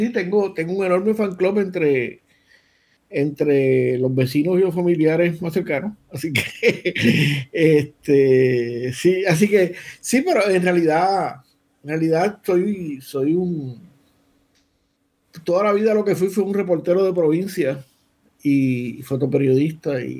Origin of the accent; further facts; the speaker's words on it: Ponce, Puerto Rico; Nosotros somos ponceños, nosotros somos ponceños que, que, es el centro del universo.